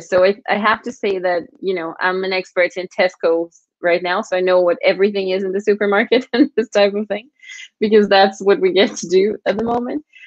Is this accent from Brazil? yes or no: yes; Brazil; moved away as an adult; now in United Kingdom; I'm from Brazil.